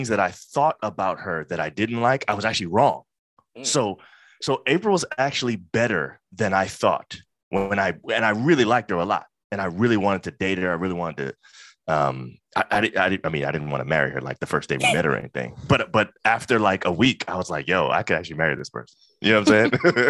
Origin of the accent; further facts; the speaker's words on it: Brooklyn, New York, United States; I'm from Brooklyn. You know what I'm saying? That's very important.